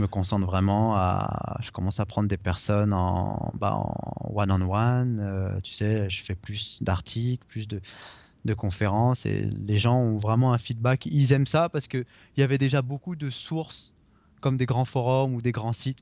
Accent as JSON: {"language": "French", "country": "France", "moved": "as an adult", "lives_now": "Toronto, Canada", "said": "je suis français, mais je suis quand même un, étranger ici"}